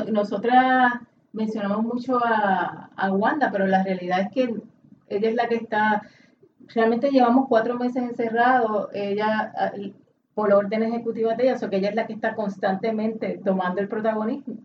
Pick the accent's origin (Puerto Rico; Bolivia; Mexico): Puerto Rico; como puertorriqueño